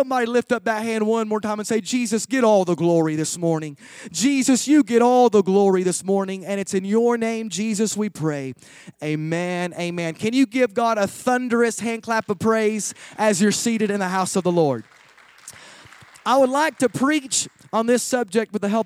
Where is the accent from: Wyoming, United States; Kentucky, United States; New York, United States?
Kentucky, United States; I'm from Kentucky